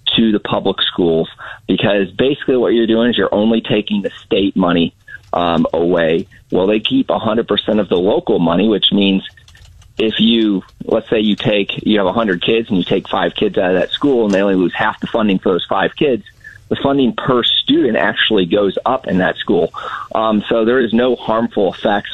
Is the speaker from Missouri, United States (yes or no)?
yes; St. Louis, Missouri, United States; I'm from the St. Louis area